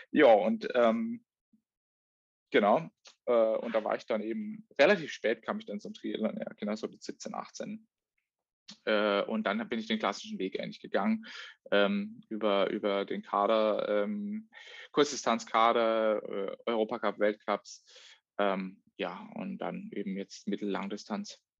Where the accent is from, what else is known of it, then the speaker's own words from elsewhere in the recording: Offenburg, Baden-Württemberg, Germany; Und ähm, ja, äh, wir haben dann, bin in Offenburg aufgewachsen. Äh, das ist jetzt circa so 60 Kilometer nördlich von Freibur